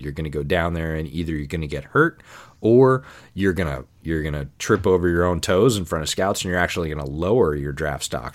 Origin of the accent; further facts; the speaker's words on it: Ithaca, New York, United States; I grew up in upstate, not far from New Paltz